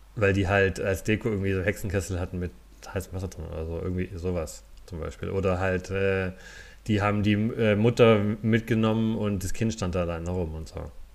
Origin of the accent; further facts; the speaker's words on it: a Fastnacht stronghold on the Neckar, Baden-Württemberg, Germany; ich bin ja da in, in der Fastnetz-Hochburg aufgewachsen